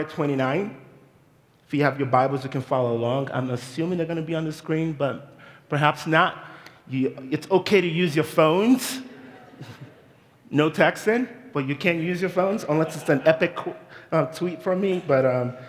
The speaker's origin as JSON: {"language": "English", "country": "Nigeria", "moved": "as an adult", "lives_now": "United States", "said": "I am a Nigerian immigrant, and I moved to this country about 22 years ago"}